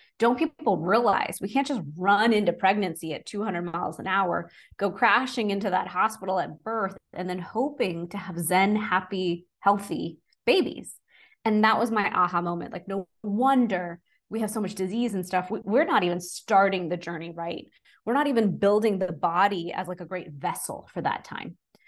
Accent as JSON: {"language": "English", "region": "Texas", "country": "United States", "tie": "born or raised there", "said": "So I'm originally from Texas and born and raised"}